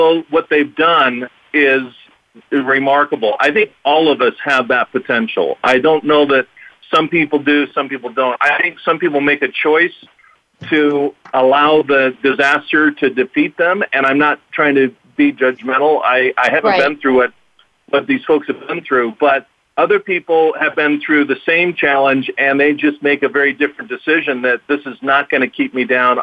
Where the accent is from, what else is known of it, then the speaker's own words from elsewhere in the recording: Southern California, United States; I'm from Southern California